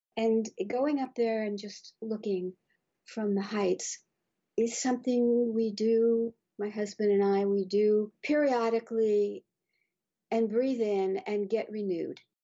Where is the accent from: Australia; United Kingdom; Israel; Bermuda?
Bermuda; moved away; I was brought up in Bermuda where there are no mountains